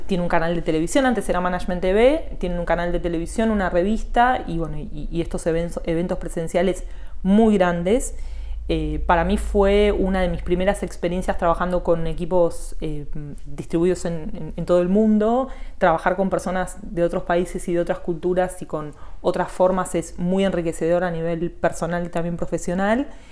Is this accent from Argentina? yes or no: yes; Morón, Buenos Aires Province, Argentina; now in Olivos, Argentina; yo nací en Morón